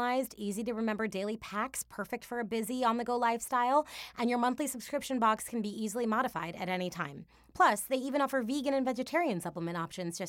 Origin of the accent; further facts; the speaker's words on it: Milwaukee, Wisconsin, United States; shouting out my hometown, I'd be a Milwaukee Bruiser